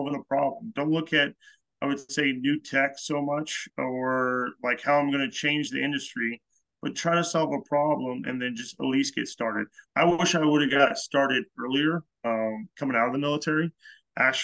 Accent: an hour and a half from Heavenly, California, United States; now in New England, United States; I'm originally from the West Coast, California. You know, grew up an hour and a half from Heavenly, up at Tahoe

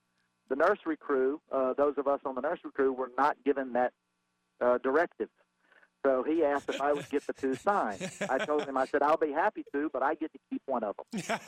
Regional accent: Augusta, Georgia, United States; now in Cary, United States; back in the early 90s after high school, I'm from Augusta, Georgia

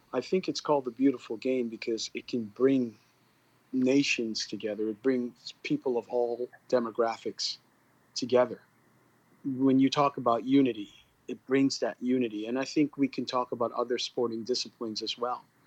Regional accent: Canada; also born or lived in Guyana; I was born in Guyana and grew up in Canada. I'm Guyanese Canadian.

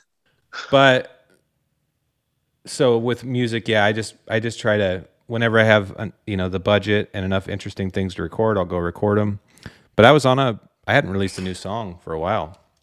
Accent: Dallas, Oregon, United States; I'm just a, a hunter from Dallas, Oregon

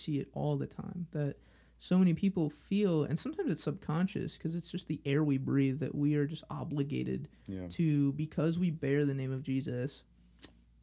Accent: Los Angeles, California, United States; I'm from Los Angeles

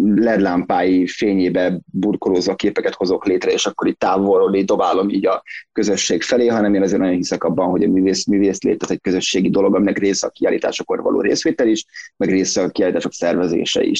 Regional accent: Szentendre, Pest, Hungary; én Szentendrei vagyok, tehát Szentendrei élek

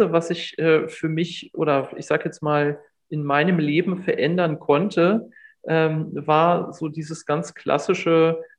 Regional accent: Bergfelde, Brandenburg, Germany; Also ich bin groß geworden in Bergfelde. Das ist ein Ort äh, oder Ortsteil von Hohneuendorf, äh, kleine Stadt äh, an, an, der nördlichen Berliner Grenze.

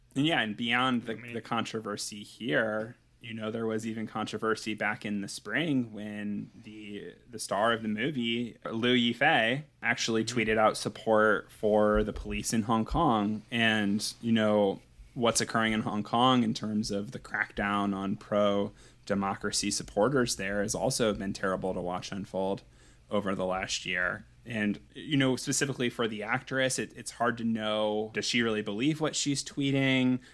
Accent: United States; I'm American

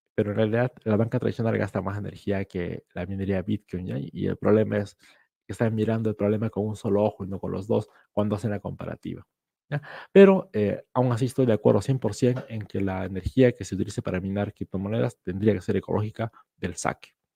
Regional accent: Peru; yo como peruano

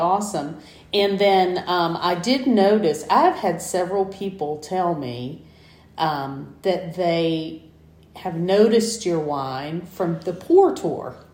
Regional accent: Southwest Georgia, United States; moved away; when I was growing up in Southwest Georgia

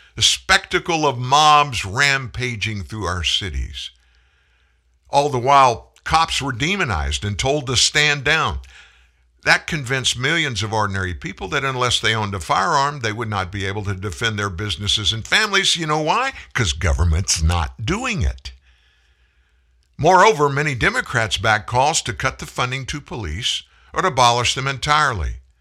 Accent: South Louisiana, United States; I'm from South Louisiana. I grew up with a gun in my hand

